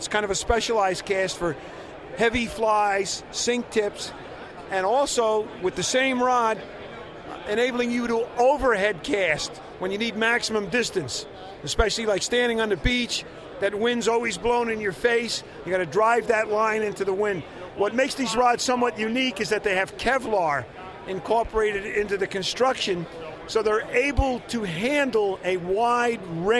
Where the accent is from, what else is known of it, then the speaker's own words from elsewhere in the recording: East Coast, United States; accent: East Coast; also born or lived in Southern California; now in San Francisco, United States; Yeah, currently I'm in San Francisco. You probably tell by my accent, I'm an East Coast guy. Spent a lot of time in Southern Cal, and I'm in San Francisco